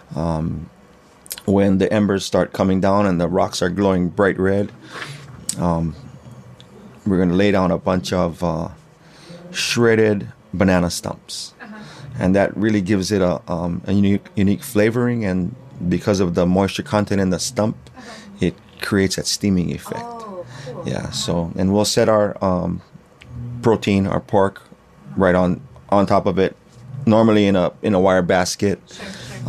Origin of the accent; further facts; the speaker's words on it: Hawaii, United States; I am from Ka'avu, um, yeah, born and raised in Hawaii